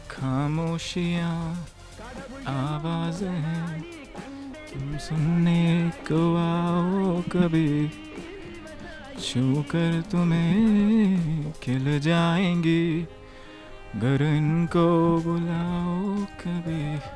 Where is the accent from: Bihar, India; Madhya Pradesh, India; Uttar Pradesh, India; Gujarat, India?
Uttar Pradesh, India; Gorakhpur; जी मैं गोरखपुर का रहने वाला हूँ